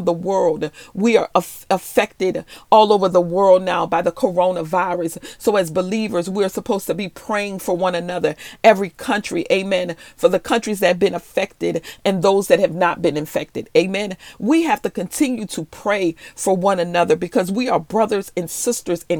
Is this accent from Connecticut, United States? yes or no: no; Louisiana, United States; Louisiana, my home state